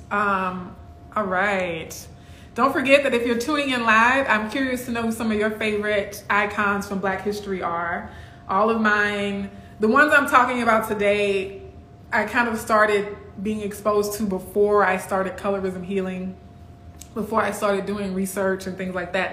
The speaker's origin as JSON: {"language": "English", "town": "Baton Rouge", "region": "Louisiana", "country": "United States", "tie": "born or raised there", "also_born_or_lived": "Kenner, Louisiana", "said": "I grew up in Baton Rouge lived in Kenner a little bit before"}